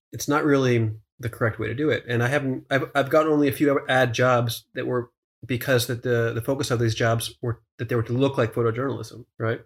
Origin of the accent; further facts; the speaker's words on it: Pennsylvania, United States; a small town in Pennsylvania, sort of near my hometown